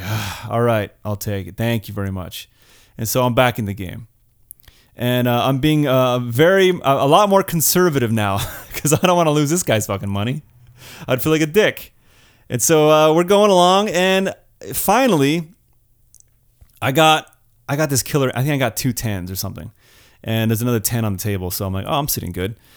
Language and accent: English; California, United States; I'm born and raised in California